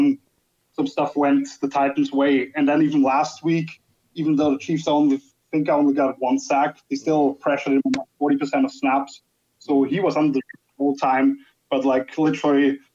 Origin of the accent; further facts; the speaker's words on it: Austria; I'm from Austria, good half an hour away from Vienna